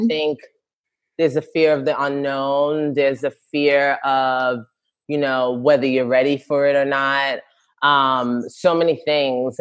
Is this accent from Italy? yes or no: no; New York City, New York, United States; I'm from the Bronx, born and raised, Ghanaian parents, immigrant parents